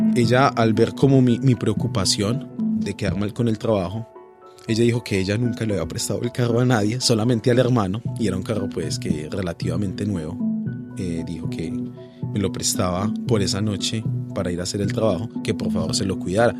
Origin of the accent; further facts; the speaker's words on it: Pereira, Risaralda, Colombia; moved away as an adult; now in Australia; en sí soy colombiano y me siento orgulloso de ser pereirano